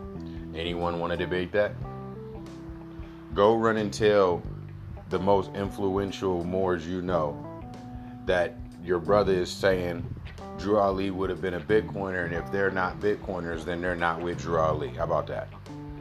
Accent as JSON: {"language": "English", "country": "United States", "said": "I'm an American"}